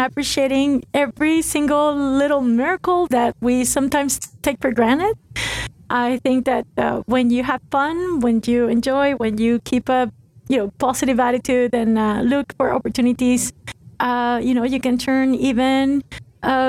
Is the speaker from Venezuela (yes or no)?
yes; Venezuela; moved away as an adult; also born or lived in Italy (ancestry); I'm originally from Venezuela. My family's Italian, moved to Venezuela after World War II